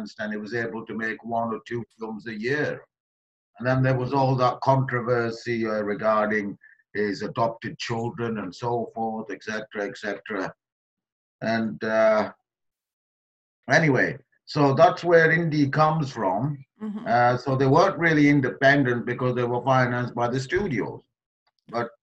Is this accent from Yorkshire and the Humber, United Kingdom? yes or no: yes; Halifax, Yorkshire and the Humber, United Kingdom; born or raised there; also born or lived in Kenya / Pakistan / London